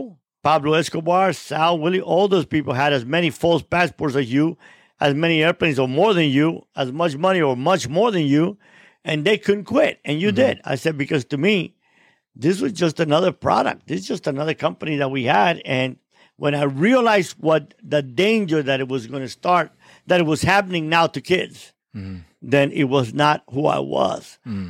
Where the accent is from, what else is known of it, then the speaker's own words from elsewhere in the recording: Cuba; now in United States; there was no God when I came from Cuba, and now there's no moral.